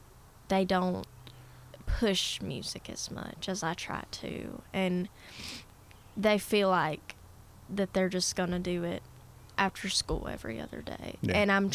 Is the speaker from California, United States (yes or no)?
no; North Georgia, United States; I'm an artist from North Georgia.